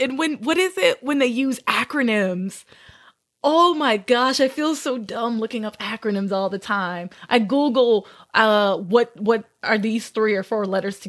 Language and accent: English; Louisiana, United States; So I grew up in Southern Louisiana.